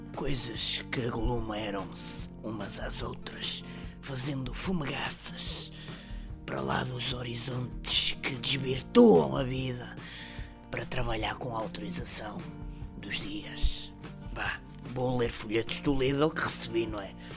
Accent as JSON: {"language": "Portuguese", "country": "Portugal", "said": "Nós somos portugueses"}